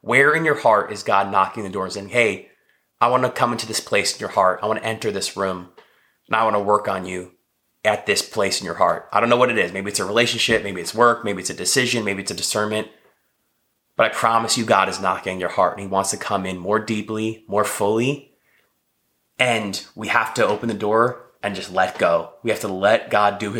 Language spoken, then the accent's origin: English; New Jersey, United States; moved away as an adult; also born or lived in New York; now in Texas, United States; I'm living in Texas. I grew up in New Jersey. I was living in New York when I met my wife.